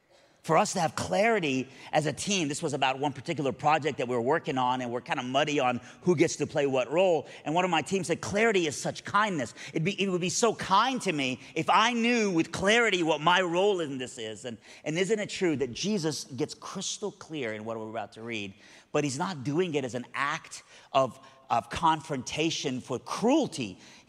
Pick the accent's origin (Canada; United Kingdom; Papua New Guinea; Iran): Iran; South Iran; moved away; I'm originally from Iran, but even when I was in Iran, I was from South Iran, all right? So I've always been a Southerner, all right?